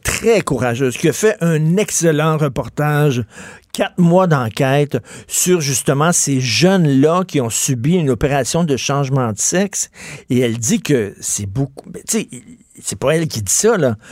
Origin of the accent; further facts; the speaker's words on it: Quebec, Canada; les Québécois parlent un peu d'identité, de nous